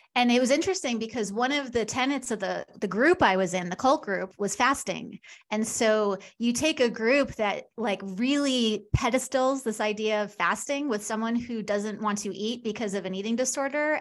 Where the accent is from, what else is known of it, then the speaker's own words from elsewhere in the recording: Long Island, New York, United States; now in Kansas City, United States; I'm from New York, but I live in Kansas City.